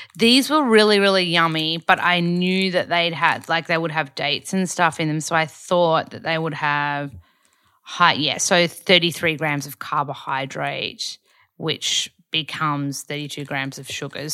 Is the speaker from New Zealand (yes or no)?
no; Australia; moved away as an adult; also born or lived in Byron Bay; now in Los Angeles, United States; I'm the only Aussie in the class